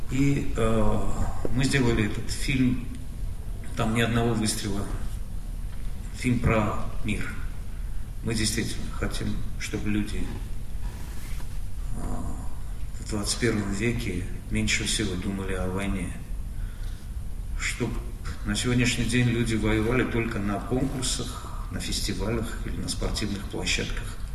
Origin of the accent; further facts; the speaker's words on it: Armenia; мы, армяне.